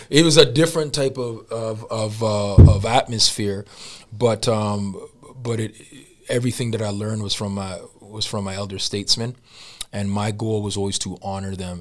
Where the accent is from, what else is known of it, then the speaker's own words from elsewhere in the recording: Jamaica; I'm Jamaican and that I'm black